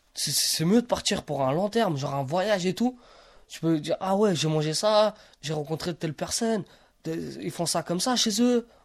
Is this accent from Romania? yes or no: yes; Romania; now in France; en Roumanie, quand j'allais à l'école, je me demandais pas si j'étais Rom ou j'étais Roumain